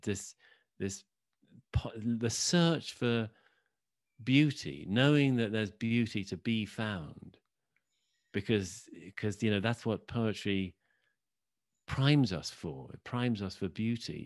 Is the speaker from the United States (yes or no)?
no; Oxford, South East England, United Kingdom; I grew up in Oxford, England.